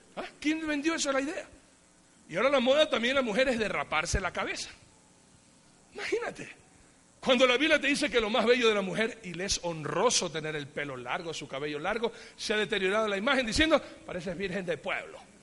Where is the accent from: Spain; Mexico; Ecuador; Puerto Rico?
Ecuador; yo soy bien ecuatoriano, aunque tenga pinta de otra cosa, pero yo soy bien ecuatoriano